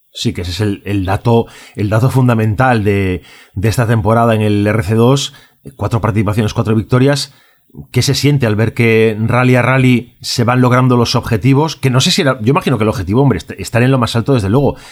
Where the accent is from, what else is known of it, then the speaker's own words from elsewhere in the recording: Galicia, Spain; yo como gallego también me siento muy orgulloso